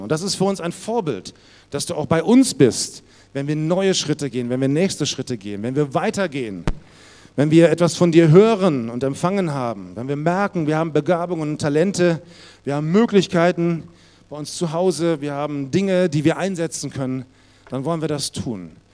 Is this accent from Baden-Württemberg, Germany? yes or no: no; Munich, Bavaria, Germany; bei uns in Bayern, in München war das so, da musste man vorspielen